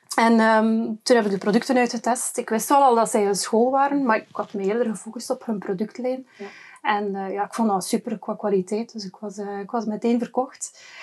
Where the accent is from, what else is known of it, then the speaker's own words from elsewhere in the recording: West Flanders, Belgium; bij ons in West-Vlaanderen